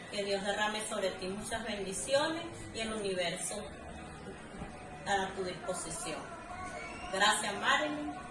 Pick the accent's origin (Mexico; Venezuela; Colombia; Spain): Venezuela; soy de Venezuela, uno de los ganadores del programa